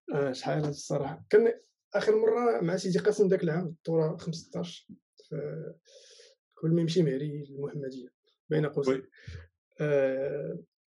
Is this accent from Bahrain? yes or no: no; Marrakesh, Marrakesh-Safi, Morocco